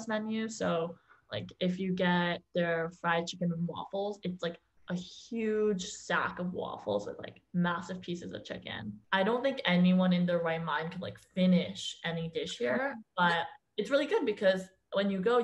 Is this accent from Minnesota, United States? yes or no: no; Tenafly, New Jersey, United States; now in New York, United States; I'm originally from New Jersey, actually, the small town called Tenafly, and it's only 20 minutes away from New York City